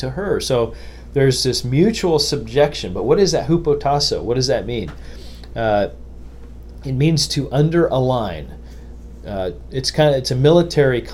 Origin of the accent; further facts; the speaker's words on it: United States; As an American